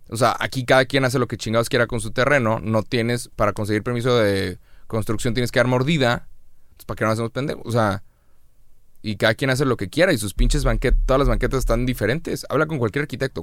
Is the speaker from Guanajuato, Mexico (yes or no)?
no; Monterrey, Nuevo León, Mexico; pues de Monterrey